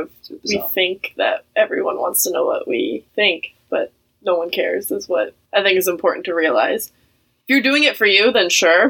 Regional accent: Florida, United States; moved away; I'm from Florida, so palm trees. I miss them.

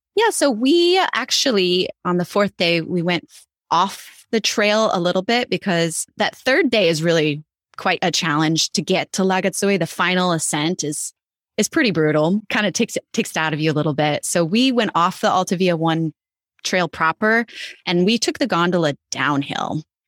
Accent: Idaho, United States; I grew up in Idaho

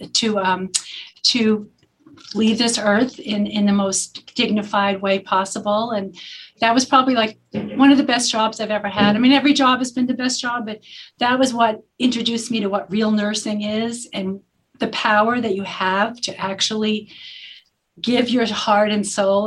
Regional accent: New York City, New York, United States; also born or lived in Lower Manhattan; And I grew up in the Bronx, but then we moved to Lower Manhattan, right by the World Trade Center.

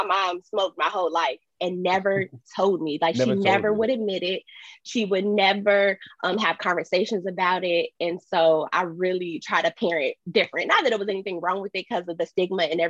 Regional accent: Chicago, Illinois, United States; moved away as an adult; now in San Diego, United States; I'm originally from Chicago. I moved to San Diego 3 years ago

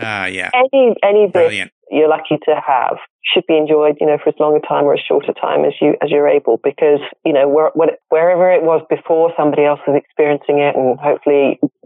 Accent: Norfolk, East of England, United Kingdom; moved away as an adult; also born or lived in London; now in Los Angeles, United States; I grew up in England. Yeah. I actually grew up in an area called Norfolk, countryside

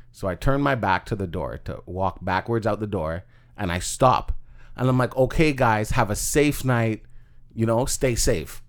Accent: Toronto, Ontario, Canada; I grew up in Scarborough

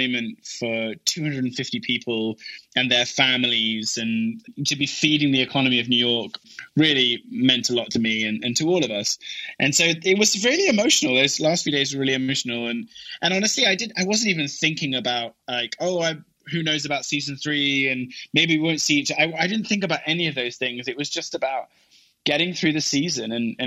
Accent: England, United Kingdom; moved away; my wife is Swedish and I'm English

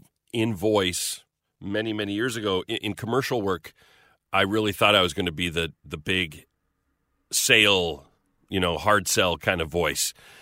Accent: Magrath, Alberta, Canada; No, I grew up in Southern Alberta. A little town. Yeah, little town in Alberta's a prairie province, just to the east of British Columbia. And we were down near the U.S. border. So a little town of 2,000 people called McGrath.

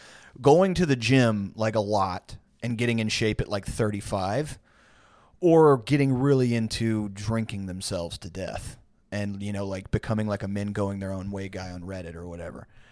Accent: San Jacinto Monument area, near Houston, Texas, United States; out in my hometown, there's a, the San Jacinto Monument

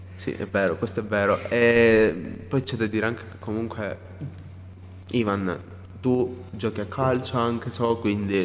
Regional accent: Nova, near Oppido Mamertina, Calabria, Italy; io vengo da un paese un po' più lontano da, rispetto a Oppido perché io in realtà il liceo classico potevo tranquillamente andare io sono di Nova

